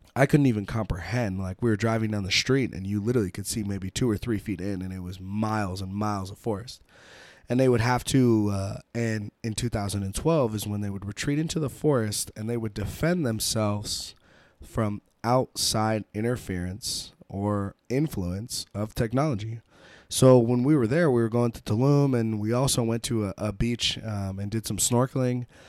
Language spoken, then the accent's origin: English; United States; being American